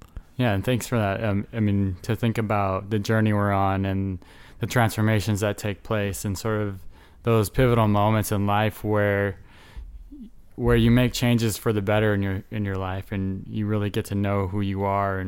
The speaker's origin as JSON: {"language": "English", "region": "Utah", "country": "United States", "tie": "born there", "said": "I was born in Utah, so my grandmother was a Mormon."}